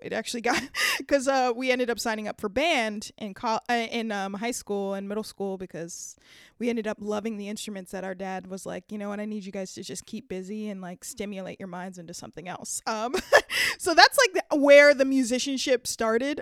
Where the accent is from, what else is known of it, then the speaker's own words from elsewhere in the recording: Downey, California, United States; now in San Francisco, United States; Growing up in L A, um, was pretty great. I'm not gonna lie. Um, I actually lived in the suburbs, um, of a t, a city called Downey, Downey, California